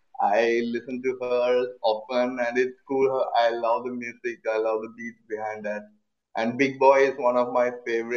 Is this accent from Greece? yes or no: no; India; I'm actually from India, and it's morning here.